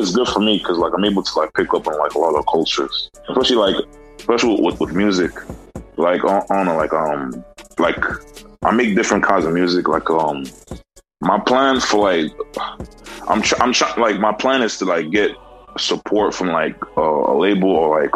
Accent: Nigeria; now in United States; I'm actually from Nigeria.

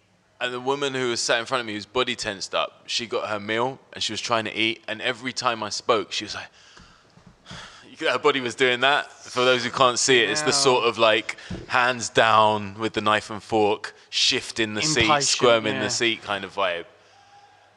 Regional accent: London, United Kingdom; growing up in West London.

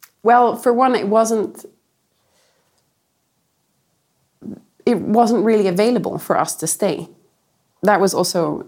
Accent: Ireland; I grew up in a little oasis in Ireland

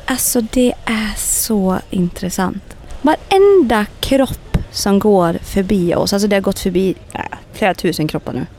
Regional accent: Sweden; skulle vi vara hemma i Sverige nu

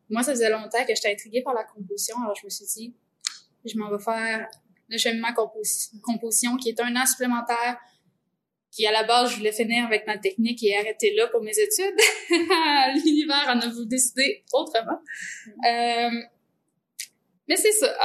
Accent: Quebec, Canada; je viens du centre du Québec

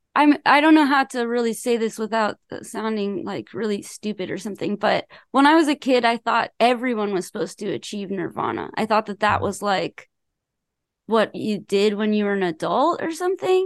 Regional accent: Los Angeles, California, United States; I'm from Los Angeles

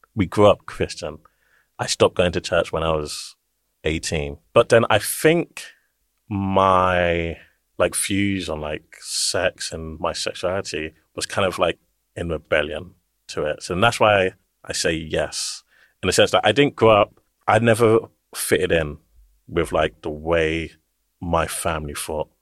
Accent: London, United Kingdom; I grew up in East London, born here

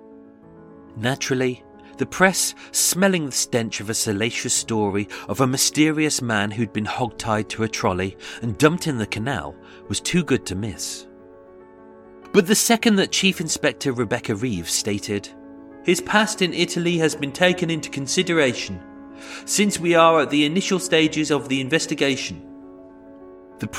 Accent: United Kingdom; I am British

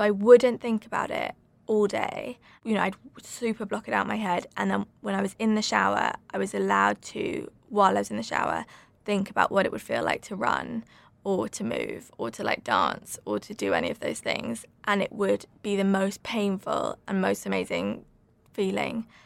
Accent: Suffolk, East of England, United Kingdom; moved away; also born or lived in London; I grew up in Suffolk

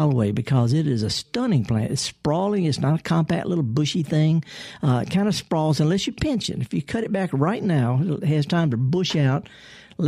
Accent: the South, United States; I'm a Southerner

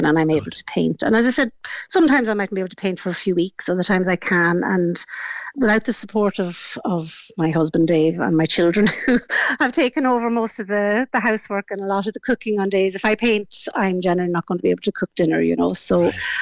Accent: Killybegs, Ulster, Ireland; I come from Killybegs in County Donegal, and that's Fintra Beach. And that would have been my backyard

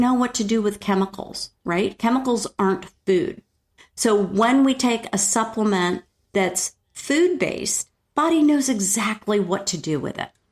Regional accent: New York, United States; moved away; I grew up in New York

